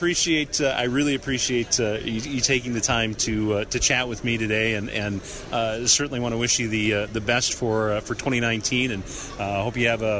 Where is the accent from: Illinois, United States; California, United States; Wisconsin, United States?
Wisconsin, United States; La Crosse; I'm from La Crosse